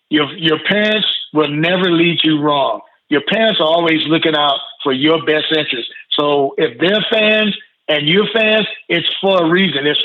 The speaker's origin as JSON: {"language": "English", "region": "Mississippi", "country": "United States", "tie": "born or raised there", "also_born_or_lived": "Los Angeles, California", "moved": "yes", "said": "I was I was growing up in Mississippi at that time."}